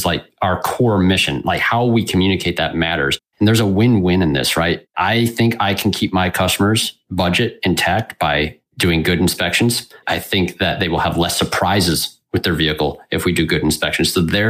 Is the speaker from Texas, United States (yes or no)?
no; West Michigan, United States; I'm from West Michigan